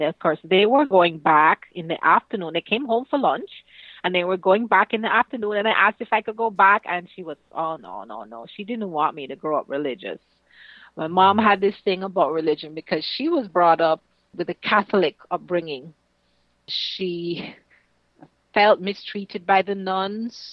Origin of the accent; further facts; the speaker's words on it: Kingston, Jamaica; also born or lived in St. Ann, Jamaica; I grew up in Kingston, Jamaica, and also in St. Anne, which is on the north coast of Jamaica. We moved a lot